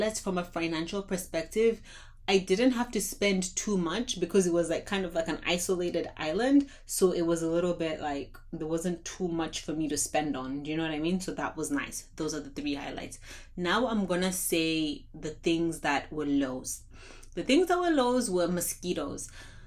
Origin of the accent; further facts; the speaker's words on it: Zimbabwe; I'm from Zimbabwe